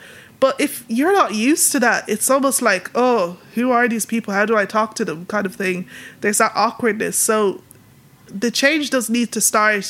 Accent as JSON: {"language": "English", "town": "Dublin", "region": "Leinster", "country": "Ireland", "tie": "born or raised there", "accent": "Irish", "first_language": "Yoruba", "said": "where am I from? And I say Dublin"}